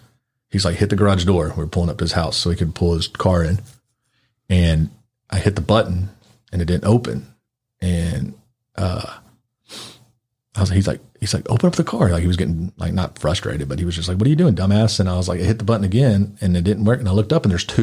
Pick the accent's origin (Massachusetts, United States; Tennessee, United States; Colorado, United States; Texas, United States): Tennessee, United States; Clarksville; also born or lived in Memphis, Tennessee; I grew up in Clarksville, like a military town.